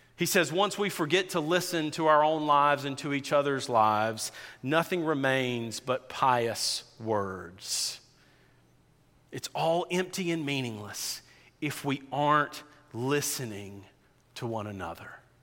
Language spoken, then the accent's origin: English; South Georgia, United States; I grew up in South Georgia, in rural South Georgia.